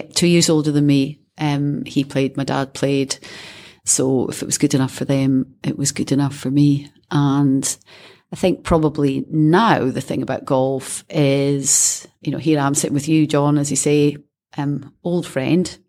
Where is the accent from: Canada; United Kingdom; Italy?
United Kingdom; Scotland; being Scottish